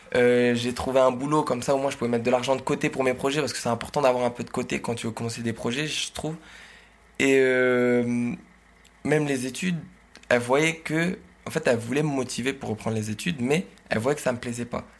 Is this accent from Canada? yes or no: no; Oise, Hauts-de-France, France; je suis originaire de l'Oise